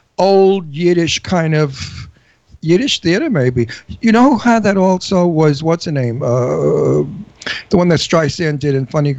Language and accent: English; New York City, New York, United States; accent: Brooklyn; I'm from Brooklyn, too. I have a Brooklyn accent.